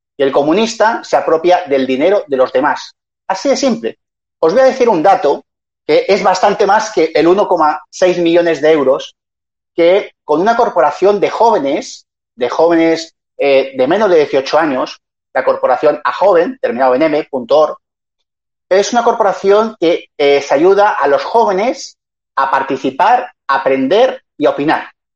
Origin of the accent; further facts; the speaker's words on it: Community of Madrid, Spain; yo soy madrileño